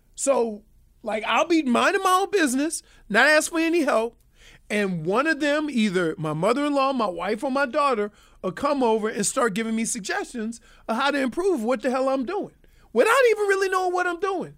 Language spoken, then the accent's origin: English; Louisiana, United States; I'm from Louisiana